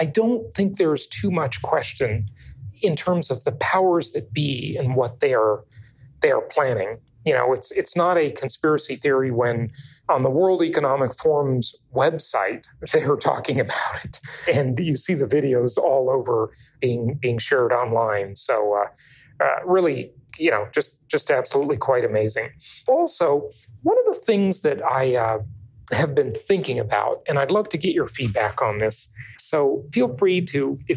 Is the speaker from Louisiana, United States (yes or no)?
no; California, United States; moved away; the Socialist Republic of California, my home state, and, well, my former home